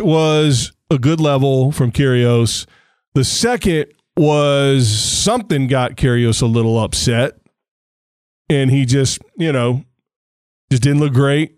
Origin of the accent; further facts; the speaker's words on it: United States; being an American